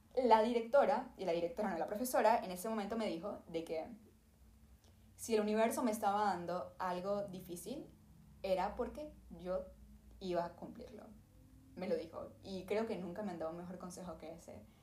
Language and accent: Spanish; Venezuela; yo vengo de Venezuela. Mi papá era artista en Venezuela